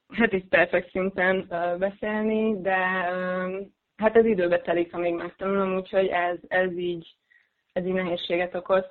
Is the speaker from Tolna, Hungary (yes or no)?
no; Pécs, Baranya, Hungary; moved away as an adult; also born or lived in Budapest; now in Belgium; meg nyilván a szülővárosom Pécs is